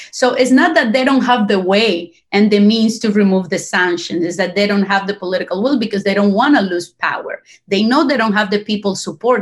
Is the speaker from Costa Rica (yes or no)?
yes; Costa Rica; moved away as an adult; also born or lived in Cuba / Europe; now in Florida, United States; I live in Florida right now. I grew up in Costa Rica. I studied in Costa Rica